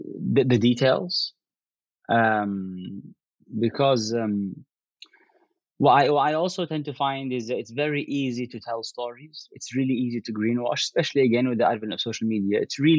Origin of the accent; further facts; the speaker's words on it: Yemen; growing up in Yemen and also coming from Yemeni heritage, I think that was something that was relatively natural.